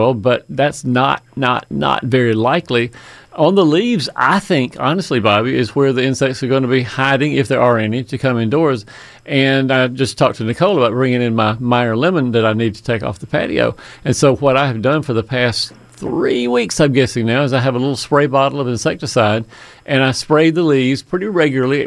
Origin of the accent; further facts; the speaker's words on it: Fayetteville, Georgia, United States; Fayetteville, my hometown